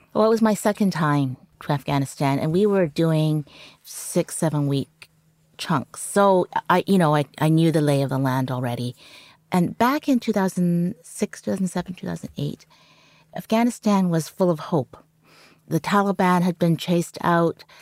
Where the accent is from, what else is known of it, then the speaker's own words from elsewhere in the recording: Vancouver, British Columbia, Canada; first language Cantonese; English is a second language; also born or lived in Hong Kong; we grew up in Vancouver